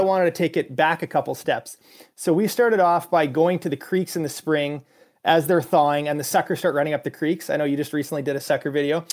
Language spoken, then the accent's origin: English; Canada; being a Canadian